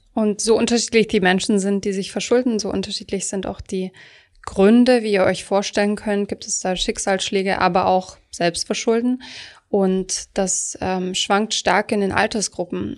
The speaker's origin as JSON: {"language": "German", "region": "Baden-Württemberg", "country": "Germany", "said": "ich komme zum Beispiel aus Süddeutschland, dort rühmen sich viele Leute"}